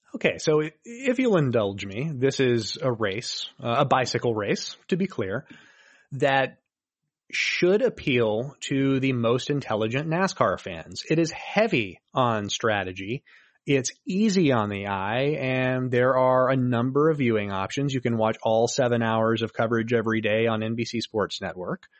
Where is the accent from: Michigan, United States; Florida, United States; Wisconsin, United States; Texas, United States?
Florida, United States; Daytona Beach; I was raised in Daytona